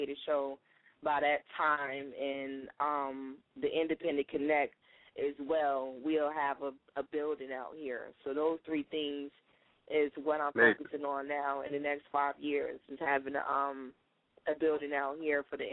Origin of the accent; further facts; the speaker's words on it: Detroit, Michigan, United States; I'm from Detroit